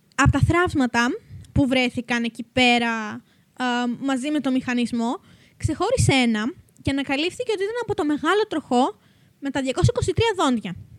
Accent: Macedonia, Greece; είμαστε και από τη Μακεδονία

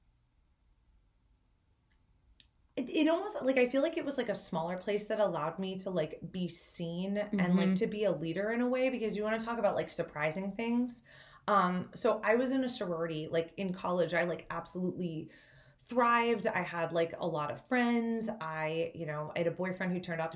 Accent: Ohio, United States; I'm from Ohio

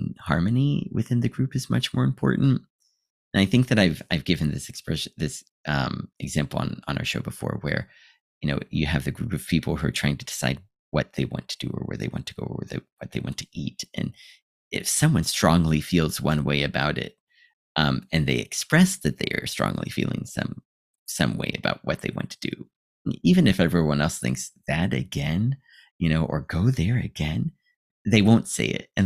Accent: Ohio, United States; moved away as an adult; now in Japan

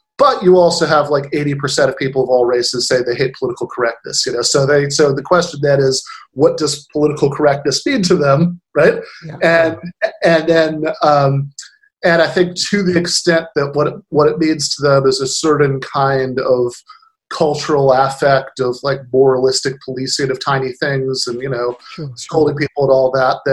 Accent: Michigan, United States; my home state of Michigan

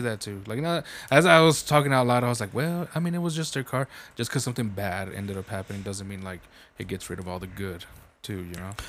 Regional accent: New Mexico, United States; I'm from New Mexico

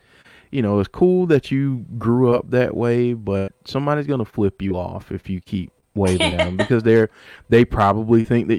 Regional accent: South Carolina, United States; I'm from South Carolina

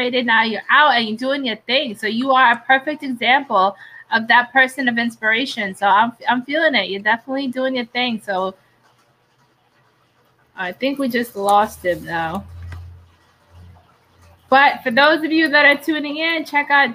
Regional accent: New York City, New York, United States; I'm from New York City

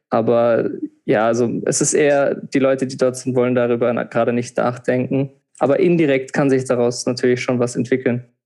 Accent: Rhineland-Palatinate, Germany; moved away as an adult; now in Vienna, Austria; ich komme ursprünglich aus Deutschland, wie man hört, ähm, aus der Pfalz, so wie du auch. Und wir haben ja da auch zusammen Abitur gemacht.

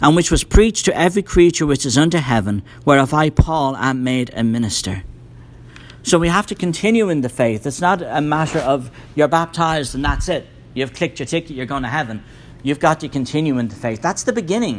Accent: Ireland; moved away; I grew up in Ireland. It's a very Roman Catholic country

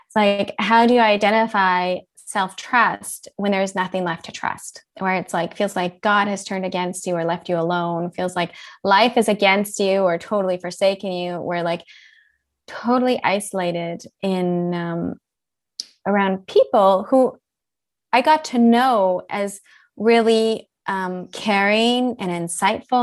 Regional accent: Winnipeg, Manitoba, Canada; moved away as an adult; now in Switzerland; I'm a Canadian. I grew up in the gorgeous prairies of Canada in Winnipeg, Manitoba

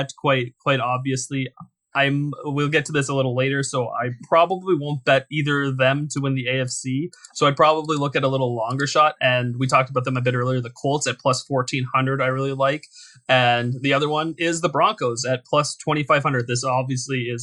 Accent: Canada; I'm from Canada.

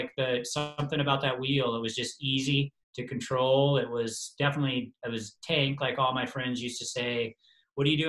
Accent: Colorado, United States; I was from Colorado and had all the right adjustments to race at altitude

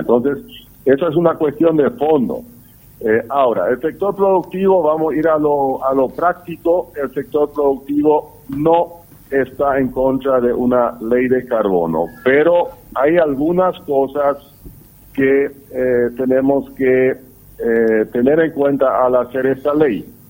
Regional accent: Paraguay

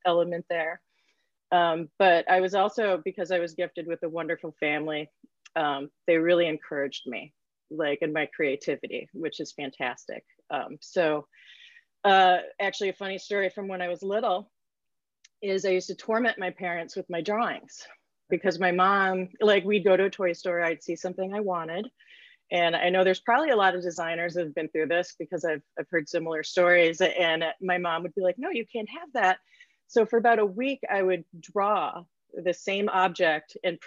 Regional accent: near Cranbrook Academy, Michigan, United States; I grew up right near Cranbrook Academy

